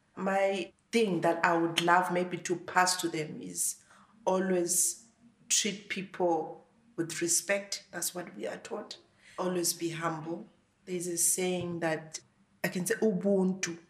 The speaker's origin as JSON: {"language": "English", "town": "Lupane", "region": "Matabeleland North", "country": "Zimbabwe", "tie": "born or raised there", "moved": "as an adult", "lives_now": "Ireland", "said": "originally I come from Zimbabwe, and I've been here for 18 months. I come from a village in Zimbabwe. It's in uh, Matabeleland North Province. It's called Lupane"}